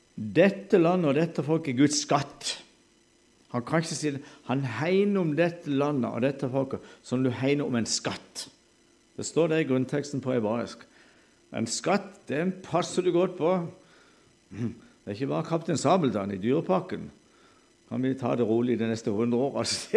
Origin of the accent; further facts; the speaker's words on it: Sørlandet, Southern Norway, Norway; accent: Sørlandet dialect; Vi snakker jo sånn halvdansk på Sørlandet